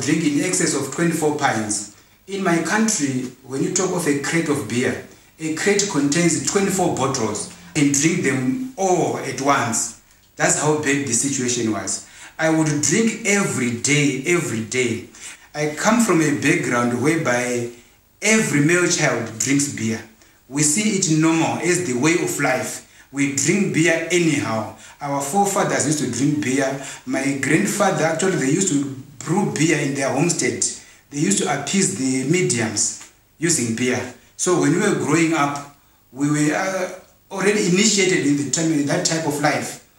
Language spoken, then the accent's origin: English; Zimbabwe; We are from Zimbabwe